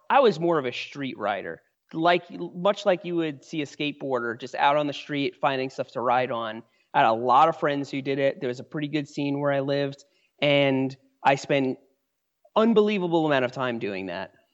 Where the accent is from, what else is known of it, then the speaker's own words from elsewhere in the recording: New York, United States; moved away as an adult; also born or lived in Asheville, North Carolina; now in Brevard, United States; I grew up in New York. That's where I spent most of my life till I was in my mid-twenties